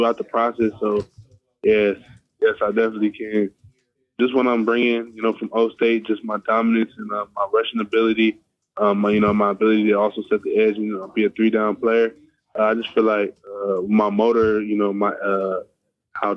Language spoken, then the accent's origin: English; California, United States; I grew up in California, I played basketball